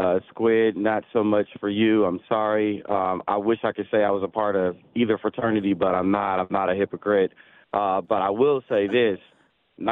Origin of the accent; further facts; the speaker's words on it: Birmingham, Alabama, United States; moved away; also born or lived in Georgia; I'm a Bama guy. I was born in Birmingham.